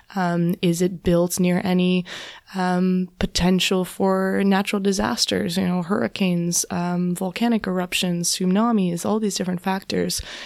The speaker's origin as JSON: {"language": "English", "region": "southwestern Ontario", "country": "Canada", "tie": "born or raised there", "said": "I grew up in, in Canada, in southwestern Ontario"}